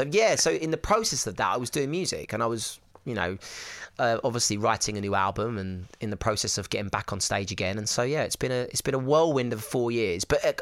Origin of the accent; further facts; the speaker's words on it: Essex, East of England, United Kingdom; I'm from Essex